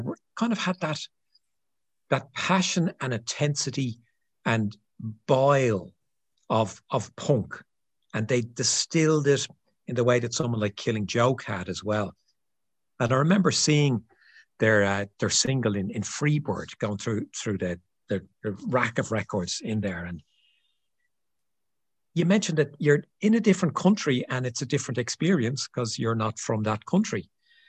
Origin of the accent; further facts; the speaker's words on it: Ireland; as an Irish guy